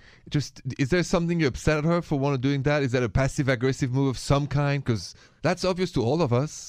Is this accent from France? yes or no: yes; France; moved away; I'm from France.